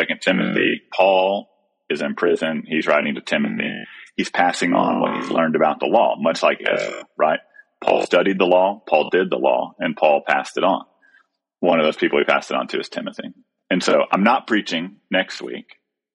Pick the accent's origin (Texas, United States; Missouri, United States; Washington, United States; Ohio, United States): Texas, United States; me as a Texan